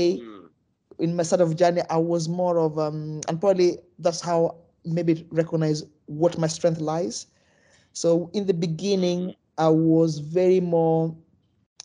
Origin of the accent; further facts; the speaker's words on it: Kenya; moved away; originally I'm from Kenya, so when I grew up, we almost play football through experiment